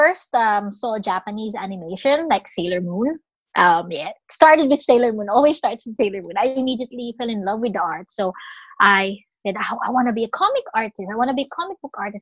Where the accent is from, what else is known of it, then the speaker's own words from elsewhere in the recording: Philippines; moved away as an adult; now in Australia; I am Filipino, living in Australia. I've been in Australia since 2007, but I was born and raised in Philippines.